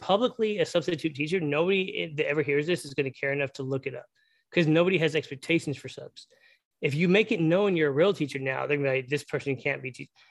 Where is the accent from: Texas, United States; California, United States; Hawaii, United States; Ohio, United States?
Texas, United States; I'm from Texas.